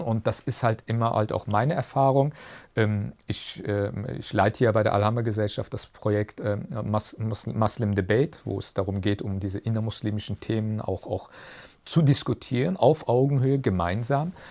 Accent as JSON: {"language": "German", "country": "Germany", "said": "Das ist meine Heimat. Deutschland ist meine Heimat."}